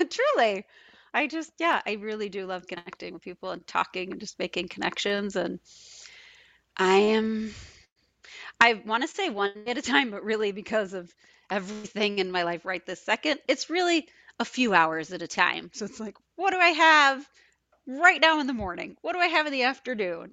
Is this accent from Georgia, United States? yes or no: no; Binghamton, New York, United States; born or raised there; moved away; also born or lived in Geneseo, New York / Wisconsin